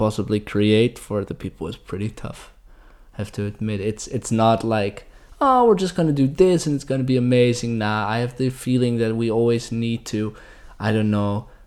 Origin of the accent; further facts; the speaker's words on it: Alphen aan den Rijn, South Holland, Netherlands; I am from a small town called Alphen aan den Rijn